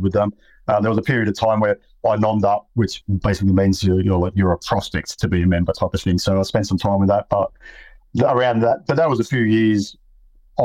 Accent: Sydney, New South Wales, Australia; I grew up in Western Sydney.

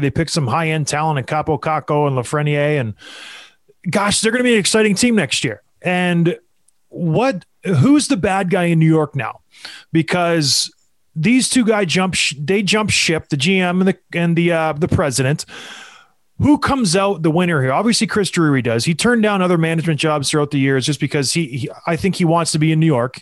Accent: Edmonton, Alberta, Canada; I, I was born in Edmonton

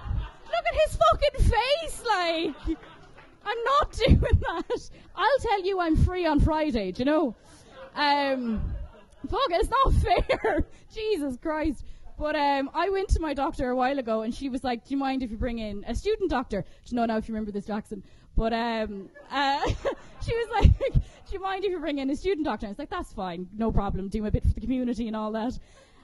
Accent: Munster, Ireland; Usually when I tell people I'm from Kerry, they're like, you don't have a Kerry accent.

